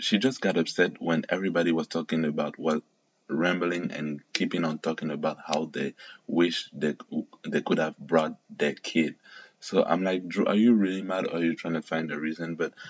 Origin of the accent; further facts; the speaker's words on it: Cameroon; also born or lived in Kenya; now in France; because I grew up in Cameroon slash Kenya, and obviously in these black dominated countries, you're not gonna have racism like that.